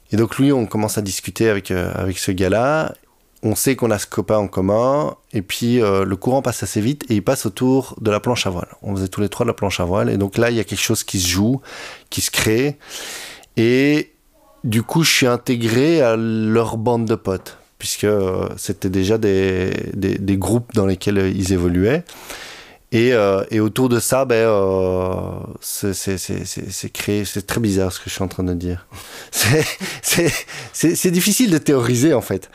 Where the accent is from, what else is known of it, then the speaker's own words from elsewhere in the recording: Brussels, Brussels-Capital Region, Belgium; comme je suis bruxellois, j'ai peut-être utilisé quelquefois des, des petits belgicismes